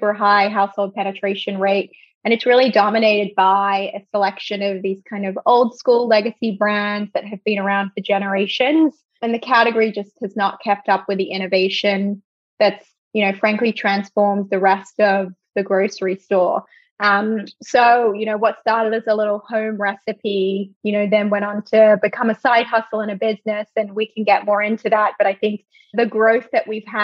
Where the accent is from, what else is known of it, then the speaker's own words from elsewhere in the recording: Australia; moved away; I'm originally from Australia